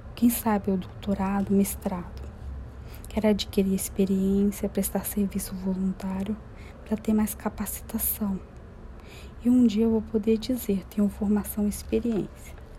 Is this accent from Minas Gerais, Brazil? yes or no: yes; interior of Minas Gerais, Brazil; moved away as an adult; now in São Paulo, Brazil; Moro em São Paulo há 14 anos. Nasci no interior de Minas Gerais